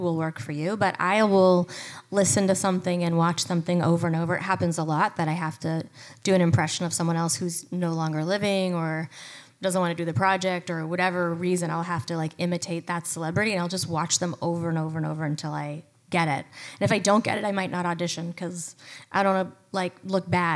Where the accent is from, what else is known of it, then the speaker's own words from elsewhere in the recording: Toronto, Ontario, Canada; I grew up in Toronto, and I got an agent when I was 13